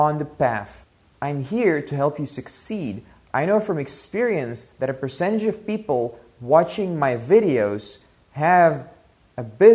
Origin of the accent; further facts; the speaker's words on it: Russia; moved away; also born or lived in Belgium; I was born in Soviet Russia